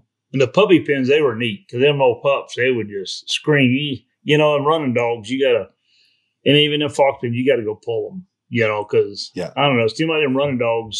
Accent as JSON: {"language": "English", "region": "Florida", "country": "United States", "tie": "born or raised there", "said": "I grew up in Florida down there"}